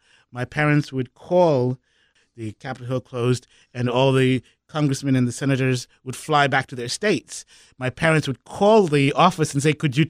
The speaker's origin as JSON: {"language": "English", "town": "Kwekwe", "region": "Midlands", "country": "Zimbabwe", "moved": "yes", "lives_now": "United States", "said": "I'm from Zimbabwe originally. I was born in an African-only hospital in what was the mining town in Zimbabwe. It was called Kwekwe"}